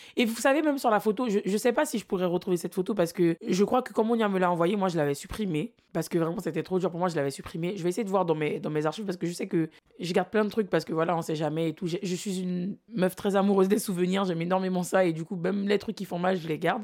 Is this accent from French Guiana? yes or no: yes; French Guiana; je viens de la Guyane